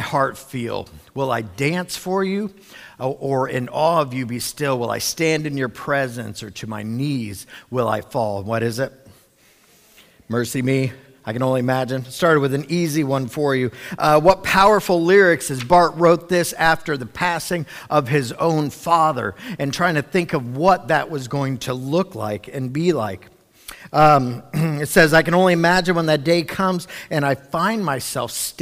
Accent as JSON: {"language": "English", "town": "Cincinnati", "region": "Ohio", "country": "United States", "tie": "born or raised there", "said": "I know when I was like 7 or 8, I grew up in Cincinnati."}